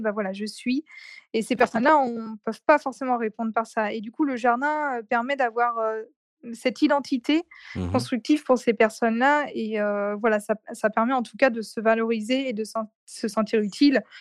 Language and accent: French; Nantes, Pays de la Loire, France; also born or lived in Saint-Nazaire; je suis de Nantes